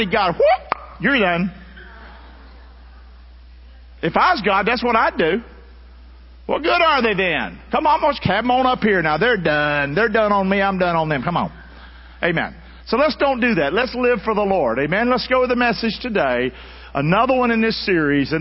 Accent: the South, United States; now in Florida, United States; growing up in the South

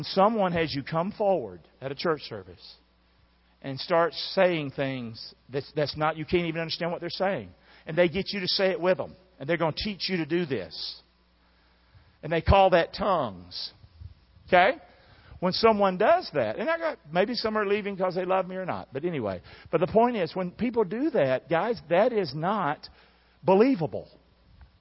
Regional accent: the American South, United States; I'm a Southerner

